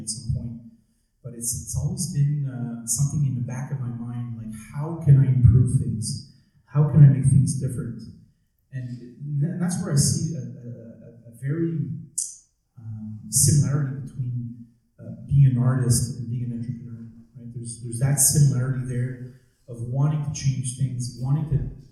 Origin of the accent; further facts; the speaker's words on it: Montreal, Quebec, Canada; I grew up in Montreal. I'm a purebred Montrealer.